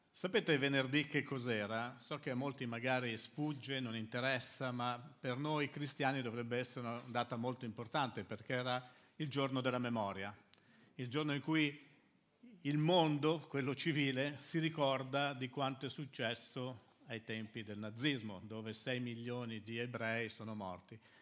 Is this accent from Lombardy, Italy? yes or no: yes; Milan, Lombardy, Italy; moved away as an adult; now in Livorno, Italy; io sono arrivato a Livorno, da Milano. Noi siamo milanesi, sono milanesi, siamo nati a Milano.